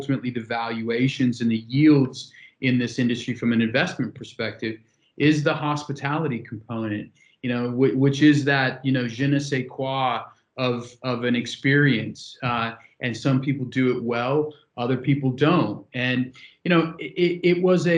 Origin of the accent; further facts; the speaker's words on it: San Francisco, California, United States; moved away; my hometown in San Francisco